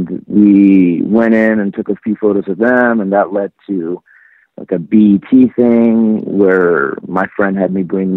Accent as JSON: {"language": "English", "region": "Texas", "country": "United States", "tie": "born or raised there", "also_born_or_lived": "Tehran, Iran", "moved": "as an adult", "lives_now": "Los Angeles, United States", "said": "growing up in Texas"}